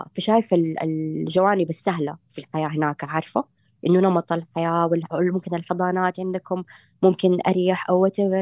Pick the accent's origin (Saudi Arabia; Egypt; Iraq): Saudi Arabia; انا سعوديه